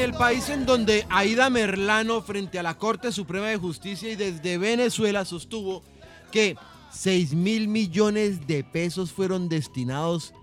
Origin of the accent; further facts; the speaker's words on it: Colombia; nosotros, como colombianos